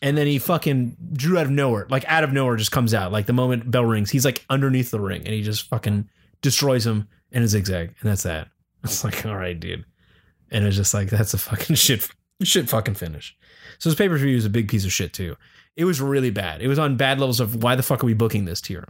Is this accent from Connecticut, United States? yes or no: no; Pittsburgh, Pennsylvania, United States; born or raised there